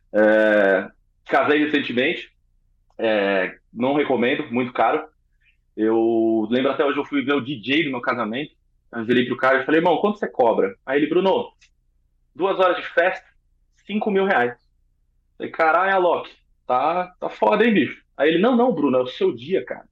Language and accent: Portuguese; São Paulo, Brazil; Sou de São Paulo.